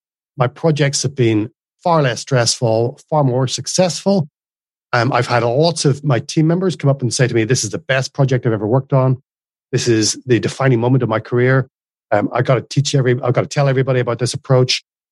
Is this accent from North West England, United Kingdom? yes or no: no; Northern Ireland, United Kingdom; moved away as an adult; now in Australia; So in Northern Ireland, it would be very flat vowel, one syllable, …. … And when I moved to Australia, there's definitely two syllables in there.